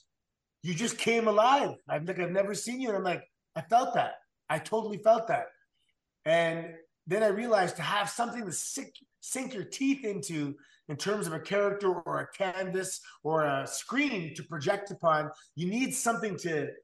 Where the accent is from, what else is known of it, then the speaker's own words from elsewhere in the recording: Canada; also born or lived in Japan; I'm from Canada, man. Like, I'm from a great place, you know.